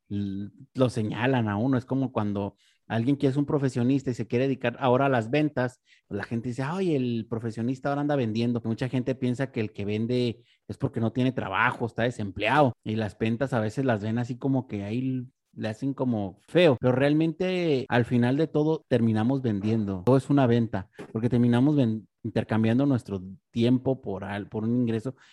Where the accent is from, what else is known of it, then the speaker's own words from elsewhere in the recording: Mexico; Yo creo que, pues como mexicanos, creo que tenemos mucha influencia del regional mexicano